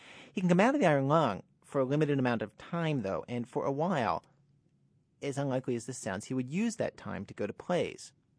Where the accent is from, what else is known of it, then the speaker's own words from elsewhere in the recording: Baltimore, Maryland, United States; accent: Baltimore; I'm from Baltimore, so the accent creeps out sometimes.